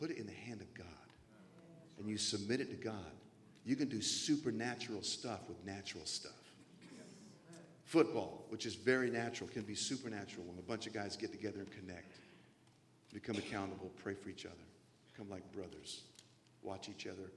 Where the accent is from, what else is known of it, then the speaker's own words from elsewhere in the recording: the South, United States; I grew up in the South mostly.